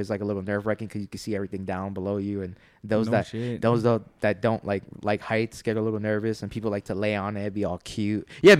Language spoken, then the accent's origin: English; New York City, New York, United States; as a New Yorker